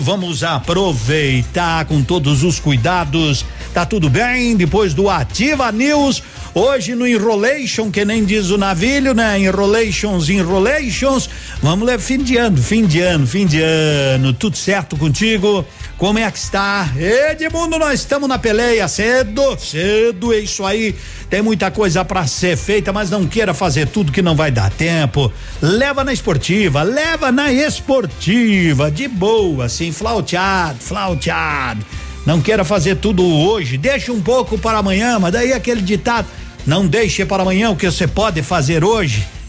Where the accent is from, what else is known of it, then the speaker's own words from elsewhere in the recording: Nova Prata, Rio Grande do Sul, Brazil; now in Pato Branco, Brazil; Eu nasci em Nova Prata